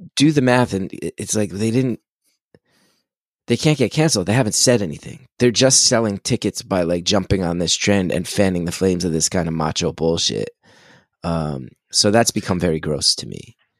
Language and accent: English; New Jersey, United States; I'm from Jersey, Jersey's kinda famous for its tomatoes